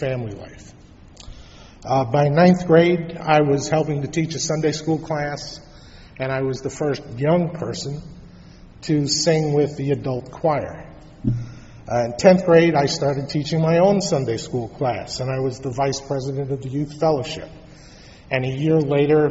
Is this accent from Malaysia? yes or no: no; New York City, New York, United States; I was born in Brooklyn, New York